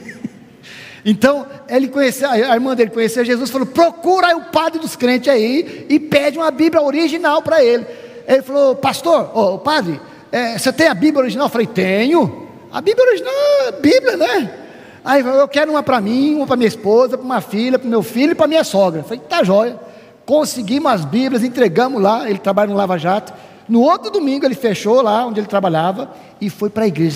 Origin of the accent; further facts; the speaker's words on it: Brazil; moved away; somos brasileiros